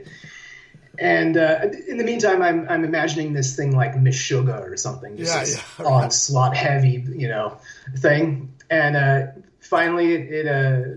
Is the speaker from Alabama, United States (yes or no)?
no; San Diego, California, United States; moved away as an adult; now in Belgrade, Serbia; I'm originally from there, but I've been living here